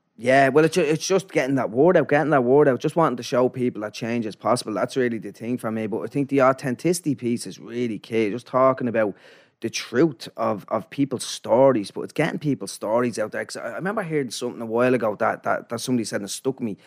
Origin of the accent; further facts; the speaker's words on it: Dublin, Leinster, Ireland; also born or lived in Finglas / Canada / Ballymun; I moved to a place called Ladies Well out in Blanchardstown